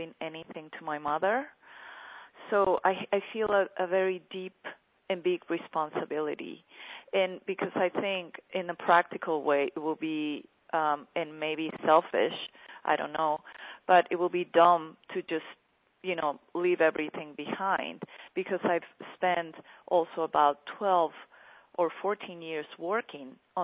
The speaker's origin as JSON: {"language": "English", "country": "Mexico"}